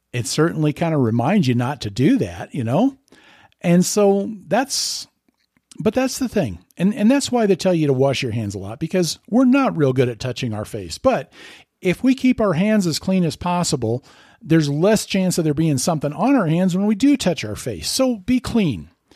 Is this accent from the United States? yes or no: yes; Lincoln, Nebraska, United States; I'm from Lincoln, Nebraska